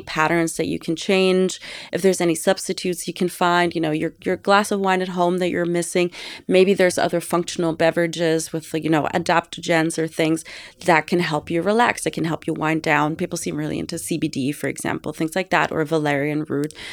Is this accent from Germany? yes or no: yes; Ravensburg, Baden-Württemberg, Germany; born or raised there; now in New York, United States